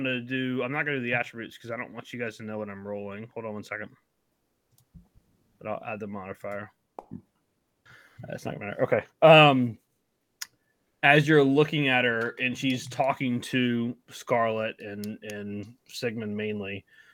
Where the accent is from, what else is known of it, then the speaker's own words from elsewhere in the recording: South Carolina, United States; I'm from South Carolina.